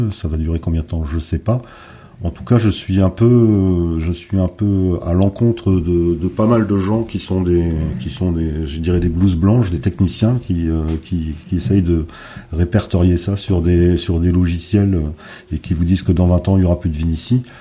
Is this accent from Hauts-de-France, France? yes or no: yes; Hauts-de-France, France; nous, on est du Nord, ah ben, il y a des vignobles dans le Nord aujourd'hui.